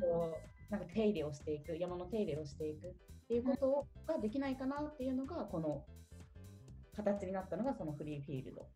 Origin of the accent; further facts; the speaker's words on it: Kanagawa, Japan; 私神奈川出身で、うん、えとまあ、ていうのベッドタウンみたいなところで育ったので